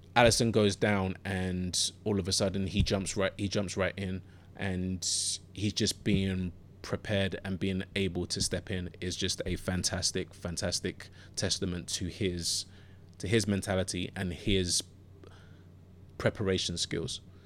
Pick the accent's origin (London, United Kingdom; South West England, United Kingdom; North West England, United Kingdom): London, United Kingdom; accent: London or Southern England; also born or lived in Ghana; I grew up in Southeast London. Um, grew up in, I grew up in Bermondsey and originally born in Ghana and then moved to London w, uh, with my parents when I was th, when I was three and a half.